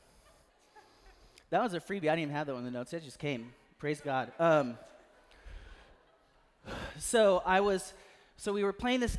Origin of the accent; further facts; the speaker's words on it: Natchez, Mississippi, United States; Eastern Natchez where I grew up